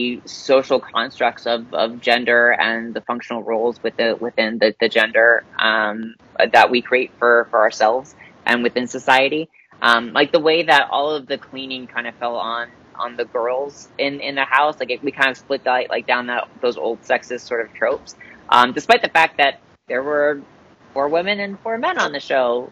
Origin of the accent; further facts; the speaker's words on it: Florida, United States; my home state of Florida. I'm a native Floridian